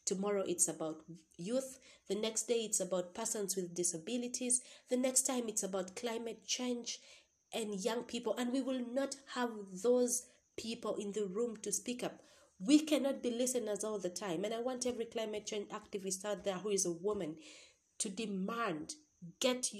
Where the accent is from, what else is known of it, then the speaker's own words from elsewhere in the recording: Uganda; I'm from Uganda